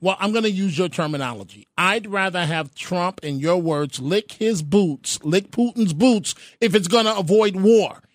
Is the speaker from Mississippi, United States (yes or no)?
no; New York, United States; I'm a New Yorker